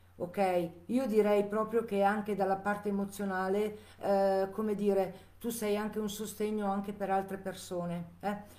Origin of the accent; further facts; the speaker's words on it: Chiasso, Ticino, Switzerland; io sono di Chiasso, Lugano, Canton Ticino